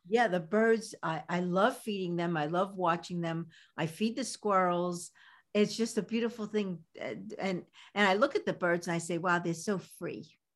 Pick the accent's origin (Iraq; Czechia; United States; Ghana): United States; New York City, New York; accent: Brooklyn; my Brooklyn accent